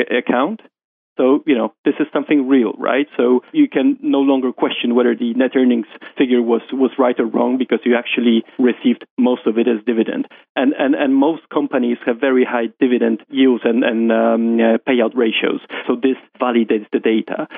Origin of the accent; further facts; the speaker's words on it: Warsaw, Masovian Voivodeship, Poland; moved away as an adult; now in London, United Kingdom; I'm from Poland, um, um, um raised in Warsaw, uh, moved to London uh, when I got my first job in JP Morgan